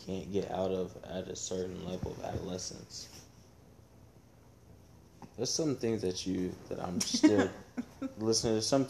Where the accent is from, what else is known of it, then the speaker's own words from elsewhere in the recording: United States; I grew up in Washington